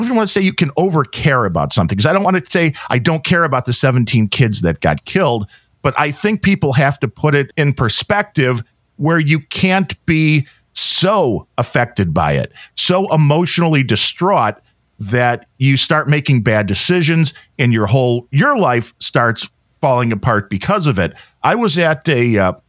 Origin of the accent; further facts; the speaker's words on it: Chicago, Illinois, United States; I come from the Chicago area